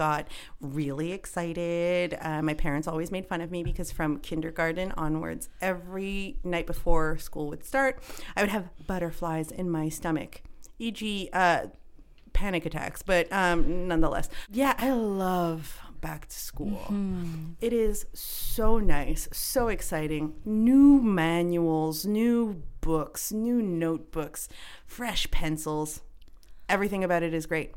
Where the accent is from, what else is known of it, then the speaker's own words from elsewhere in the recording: Canada; I'm Canadian